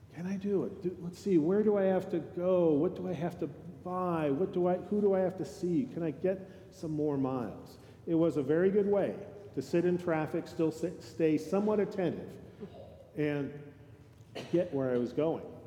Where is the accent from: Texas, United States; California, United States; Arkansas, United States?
California, United States; moved away; I grew up in California